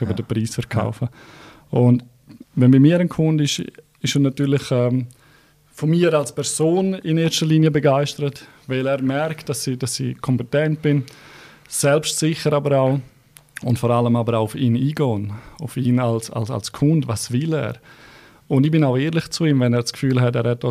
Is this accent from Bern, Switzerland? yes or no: no; Graubünden, Switzerland; now in Zurich, Switzerland; bin mhm. aufgewachsen in Graubünden, bin lange in der Finanzbranche gewesen, in Graubünden und bin dann vor drei Jahren auf Zürich gegangen und in Zürich als Bündner fällst du natürlich auf